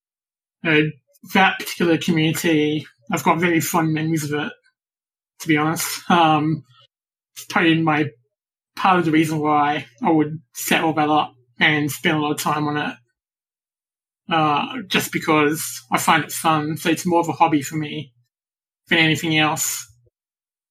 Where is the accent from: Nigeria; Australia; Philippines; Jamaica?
Australia; From Australia.